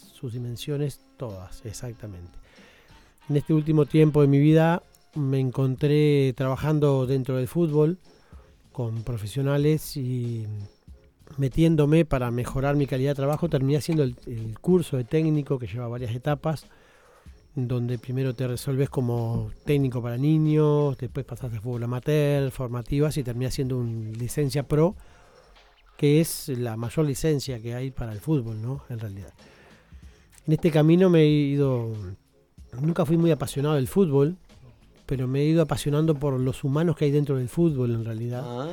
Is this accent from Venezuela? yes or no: no; Uruguay; como uruguayos nos jactamos de que sacamos muchos jugadores al mundo